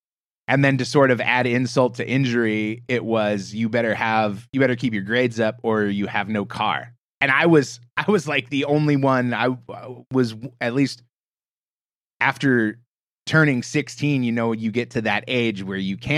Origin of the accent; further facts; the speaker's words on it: Portland, Oregon, United States; But I grew up in the Portland, Oregon area, west coast of the States, you know, sort of middle of the country.